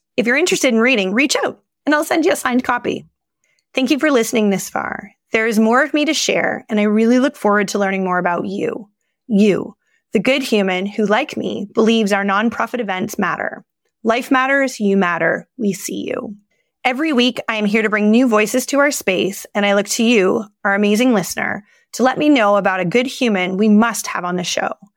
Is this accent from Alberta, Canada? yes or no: no; Toronto, Ontario, Canada; moved away as an adult; now in Blue Mountains, Canada; I was born and raised in the East End of Toronto.